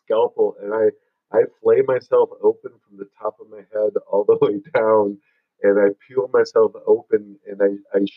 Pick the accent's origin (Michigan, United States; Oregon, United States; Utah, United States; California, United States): Michigan, United States; moved away as an adult; now in Sedona, United States; I was raised in Michigan.